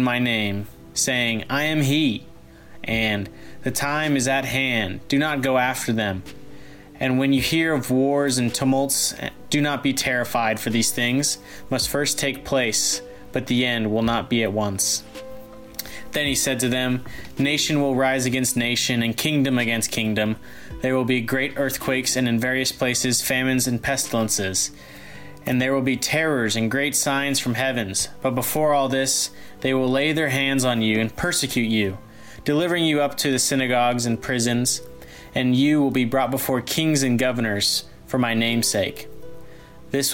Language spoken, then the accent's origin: English; Grapevine, Texas, United States; I'm a junior from Grapevine, Texas